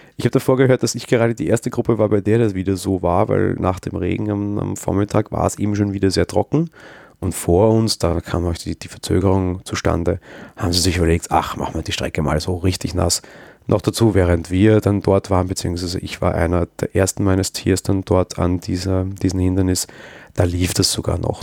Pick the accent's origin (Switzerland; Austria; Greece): Austria; Als Österreicher